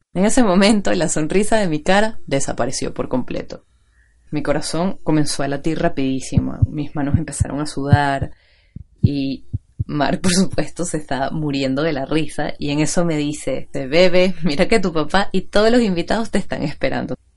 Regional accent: Venezuela; accent: Venezuelan; Los que pueden reconocer mi acento saben que soy venezolana

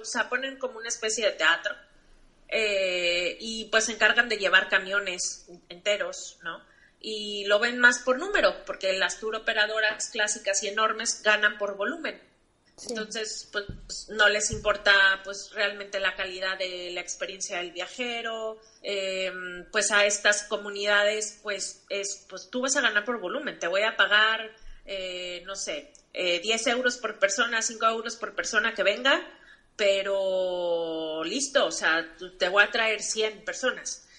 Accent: Mexico; yo como mexicana

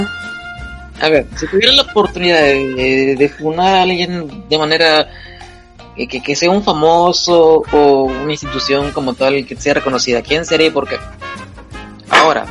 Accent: Peru; soy peruano

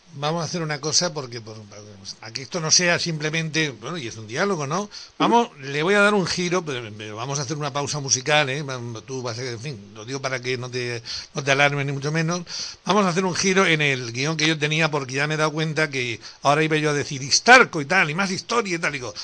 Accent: Andalusia, Spain; nosotros somos de Andalucía

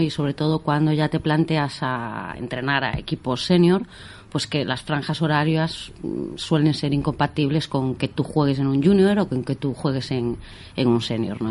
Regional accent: O Carballiño, Galicia, Spain; moved away as an adult; also born or lived in Ourense; now in Menorca, Spain; yo soy de Carballiño

